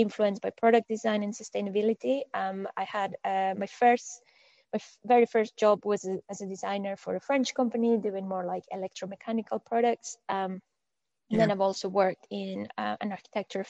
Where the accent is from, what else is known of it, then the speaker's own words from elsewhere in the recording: Monterrey, Nuevo León, Mexico; moved away as an adult; also born or lived in Scotland / Malmesbury, England / Shanghai; So I was born in Monterrey, which is in the northeast of Mexico, and I grew up there